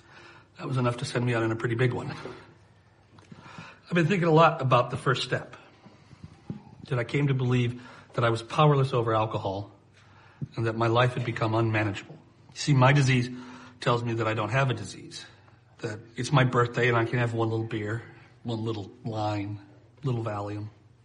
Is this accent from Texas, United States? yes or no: yes; Dallas, Texas, United States; I'm from Dallas, people.